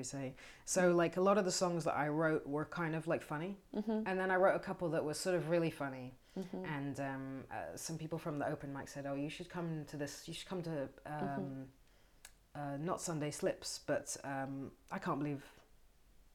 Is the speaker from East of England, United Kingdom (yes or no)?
yes; Bushey Heath, East of England, United Kingdom; moved away as an adult; also born or lived in London; now in Berlin, Germany; I'm from England. I'm from a little village called Bushey Heath, which is just outside of London, just outside of northwest London in England.